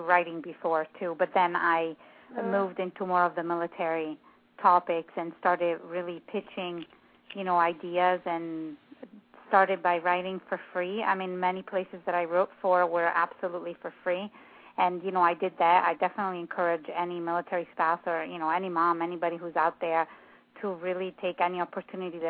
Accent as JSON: {"language": "English", "country": "Italy", "second_language": "English", "moved": "yes", "said": "I'm from Italy"}